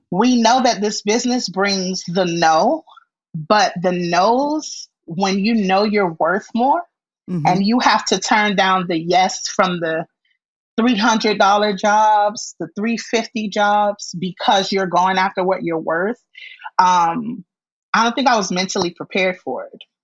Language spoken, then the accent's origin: English; Miami, Florida, United States; i was born and raised in Miami